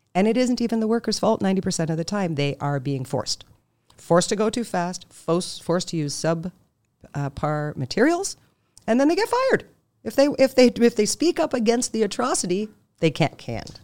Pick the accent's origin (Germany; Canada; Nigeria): Canada; I'm Canadian